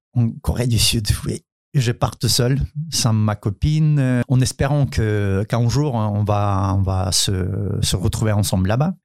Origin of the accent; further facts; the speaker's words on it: Ukraine; French is a second language; moved away as an adult; also born or lived in South Korea; now in France; chez nous en Ukraine